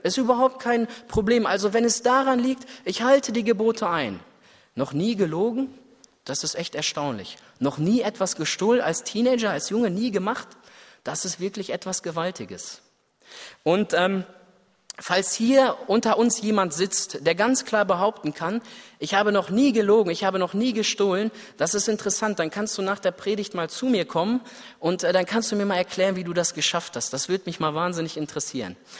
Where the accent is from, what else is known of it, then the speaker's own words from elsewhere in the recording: Germany; Ich als Deutscher